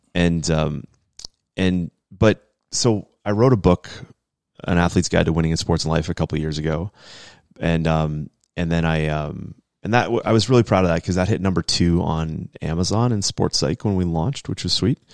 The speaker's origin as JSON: {"language": "English", "region": "New England", "country": "United States", "tie": "born or raised there", "said": "being an American, um, and growing up in New England"}